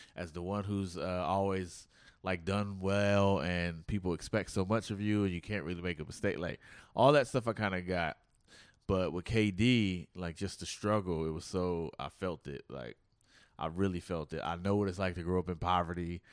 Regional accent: Oakland, California, United States; I'm from Oakland

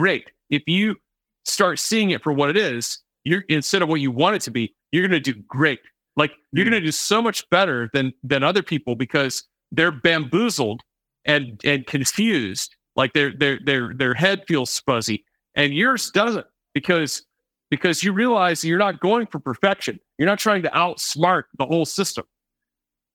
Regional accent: the American South, United States; I grew up in the American South

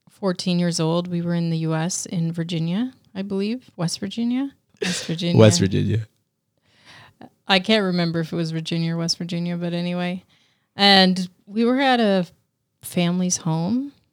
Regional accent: Canada; And I don't think I even understood the history because I was a kid and we're from Canada

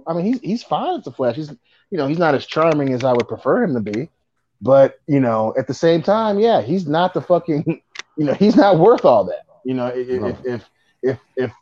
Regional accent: Buffalo, New York, United States; I'm from Buffalo

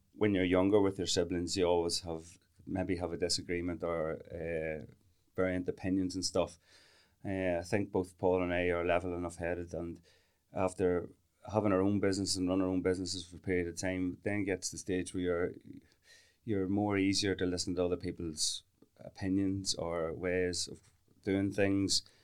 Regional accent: Camlough, Northern Ireland, United Kingdom; we're both from Kamla. That's where we were born and reared

